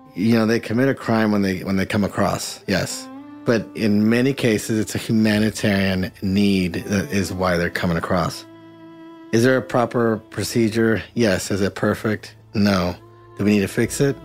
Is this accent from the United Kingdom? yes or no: no; Mexico; first language Spanish; English is a second language; now in United States; I actually grew up in Mexico. Having lived down there, Spanish was my first language, lived on the border as a kid lived on the border as an adult